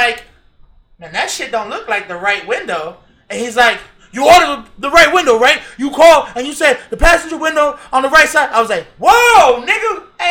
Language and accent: English; Florida, United States; from being a Floridian